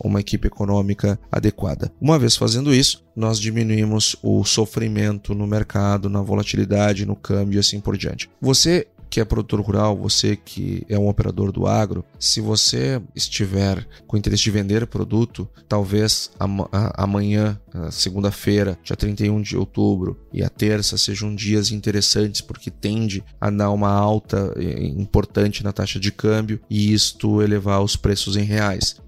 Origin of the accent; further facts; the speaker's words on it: Brazil; todos nós somos brasileiros